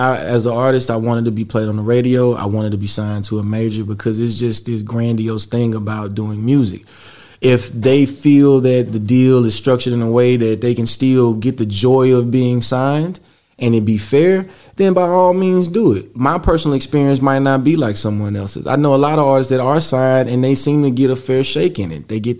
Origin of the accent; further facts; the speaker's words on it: the South, United States; It was still some great people we met there, and then even with me, it was the understanding that I'm from the South. I'm from a place that a lot of people haven't even been, right?